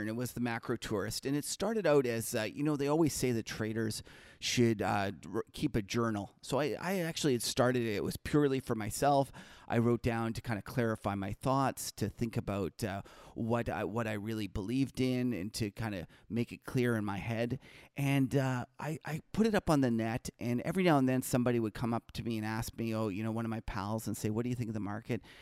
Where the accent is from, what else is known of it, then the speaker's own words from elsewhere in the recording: Winnipeg, Manitoba, Canada; now in Toronto, Canada; I'm an original Canadian. I actually grew up in Winnipeg